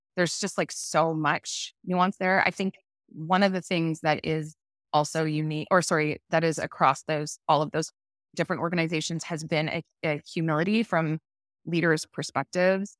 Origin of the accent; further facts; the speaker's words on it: Toronto, Ontario, Canada; moved away as an adult; also born or lived in Vancouver; So I had grown up in Toronto